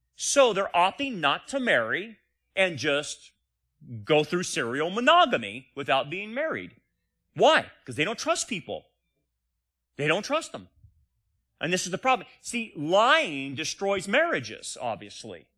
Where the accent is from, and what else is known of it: United States